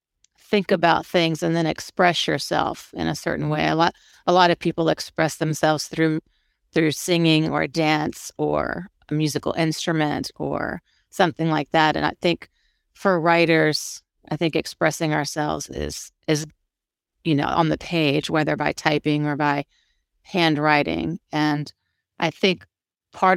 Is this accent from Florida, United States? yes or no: yes; Florida, United States; I'm from Florida.